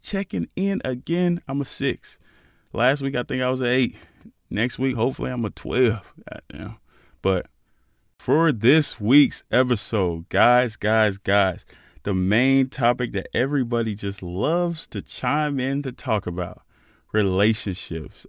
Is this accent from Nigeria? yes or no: yes; Nigeria; As a Nigerian, we're very proud, very proud people